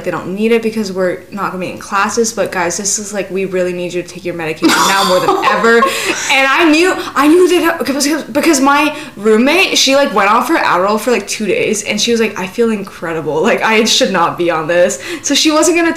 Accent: United States; I'm American too

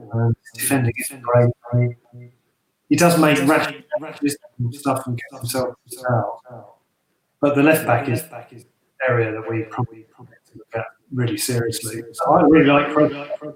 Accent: East Ham, London, United Kingdom; I grew up in East Ham, so it was only a 25-minute walk to the ground.

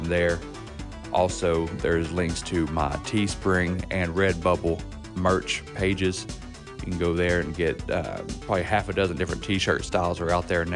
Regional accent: West Virginia, United States; accent: country; I'm from West Virginia

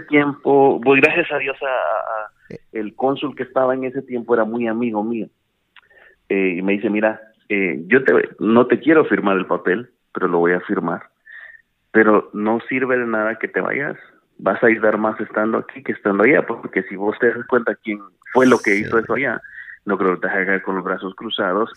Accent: Boca del Monte, Guatemala Department, Guatemala; moved away as an adult; also born or lived in San Marcos, Guatemala / North Carolina, United States / Washington DC area, United States; now in United States; Yo nací en San Marcos, en la reforma San Marcos, eh, luego la familia se movió para Boca del Monte. De Boca del Monte, pues ahí me anduve de patechucho

